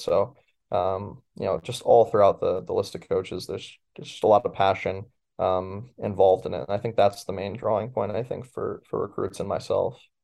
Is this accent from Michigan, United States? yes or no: no; Baldwinsville, New York, United States; moved away as an adult; now in College Park, United States; I do have really a lot of love for my hometown.